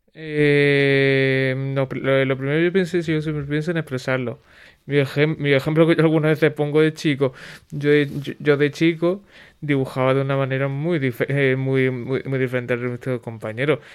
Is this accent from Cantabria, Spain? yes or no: no; Huelva, Andalusia, Spain; soy de Huelva